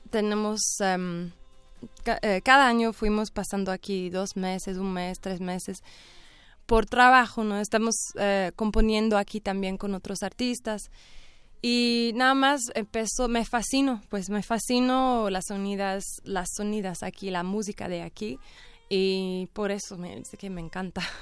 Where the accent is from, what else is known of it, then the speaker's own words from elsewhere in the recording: England, United Kingdom; also born or lived in Ireland; now in Mexico; yo soy de Inglaterra y Irlanda y mi esposo es de México